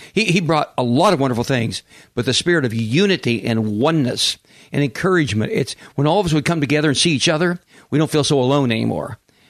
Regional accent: Kansas, United States; also born or lived in Oklahoma City; now in San Diego, United States; I lived in Oklahoma City at one point, and I'm from Kansas

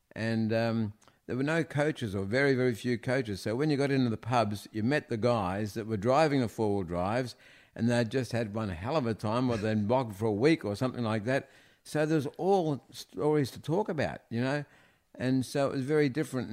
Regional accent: Melbourne, Victoria, Australia; I was born in the Mercy Hospital in East Melbourne. And, um, we lived in Ivanhoe.

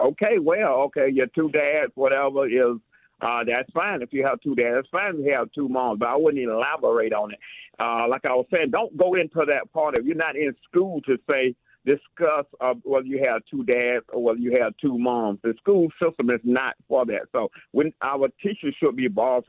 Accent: Atlanta, Georgia, United States; also born or lived in Jamaica, Queens, New York; I was born in Jamaica, Queens, New York. At a young age, we moved to Atlanta, Georgia area, where I was raised, where I was educated

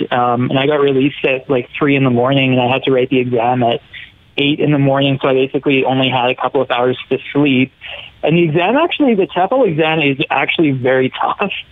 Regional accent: Edmonton, Alberta, Canada; I was from Edmonton and that I, I was very good at speaking English

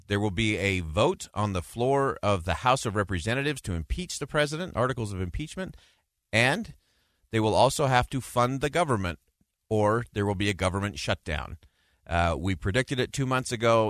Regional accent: United States

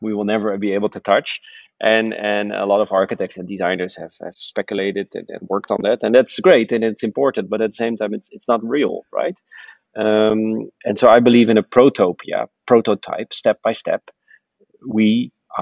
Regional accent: Netherlands; I'm from the Netherlands, so we live mostly below sea level

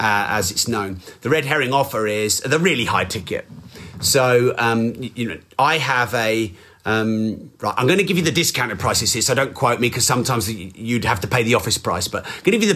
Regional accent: England, United Kingdom; I'm very English

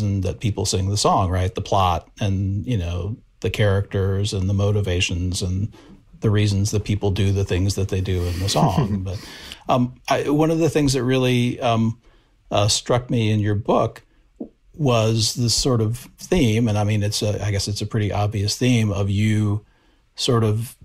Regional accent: Knoxville, Tennessee, United States; I'm originally from East Tennessee, I'm from near the town of Knoxville.

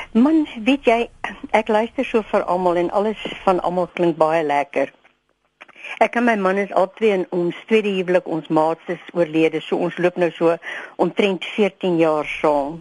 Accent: South Africa; Ek is 'n Suid-Afrikaner.

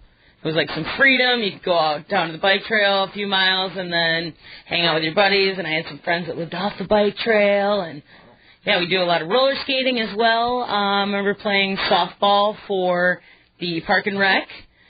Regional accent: New Berlin, Wisconsin, United States; I grew up in New Berlin, which is outside of Milwaukee, and we actually lived not too far from the bike trail

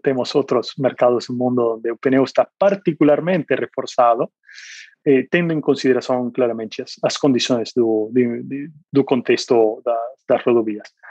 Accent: Argentina; Portuguese is a second language; moved away as an adult; also born or lived in Asia; now in Brazil; sou argentino, eu morei na Argentina por 20 anos

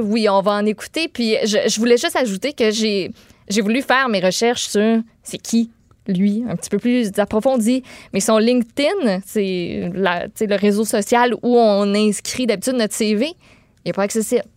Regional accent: Quebec, Canada; les Québécois On est plus nuancé que les autres Canadiens

